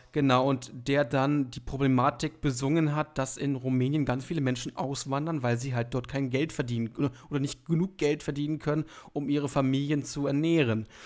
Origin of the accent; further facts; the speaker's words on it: Hildesheim, Lower Saxony, Germany; ich komme aus Hildesheim, das ist ungefähr 30 Kilometer von Hannover weg